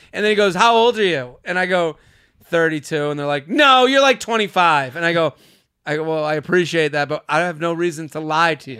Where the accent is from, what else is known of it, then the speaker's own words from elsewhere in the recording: outside of Boston, Massachusetts, United States; I'm from Boston